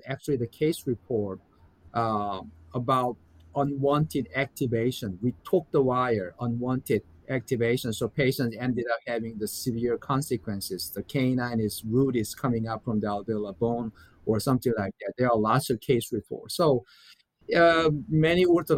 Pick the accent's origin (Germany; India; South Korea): South Korea; now in United States; I'm from South Korea